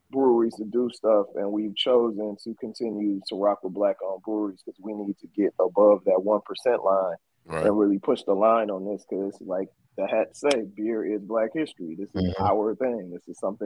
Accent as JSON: {"language": "English", "town": "Oakland", "region": "California", "country": "United States", "said": "I'm from East Oakland"}